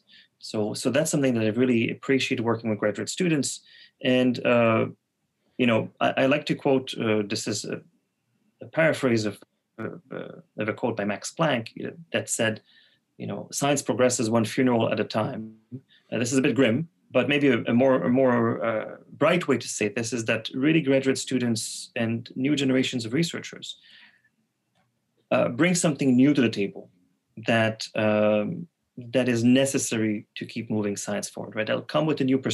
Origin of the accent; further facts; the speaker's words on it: Quebec City, Quebec, Canada; first language French; English is a second language; also born or lived in Montreal; I'm from Quebec City, but I moved to Montreal